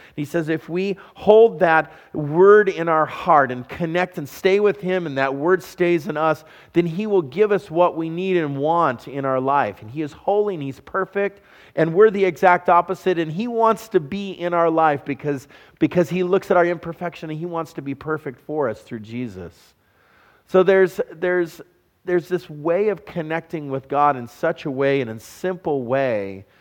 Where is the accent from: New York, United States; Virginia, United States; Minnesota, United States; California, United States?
California, United States; Southern; moved away; I'm a California boy. I was raised in Southern California